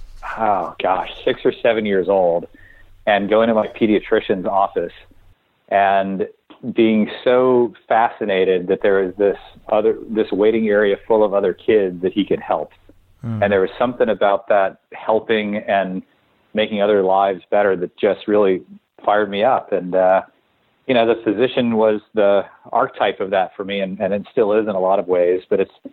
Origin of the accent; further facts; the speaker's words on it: New Orleans, Louisiana, United States; I grew up in New Orleans